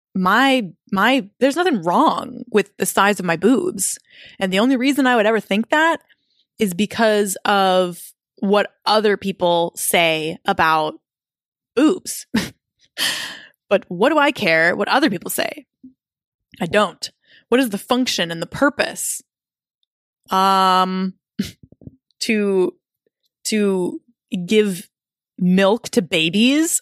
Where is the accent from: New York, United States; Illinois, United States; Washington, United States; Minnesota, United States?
Minnesota, United States; I was living in my hometown with my boyfriend at the time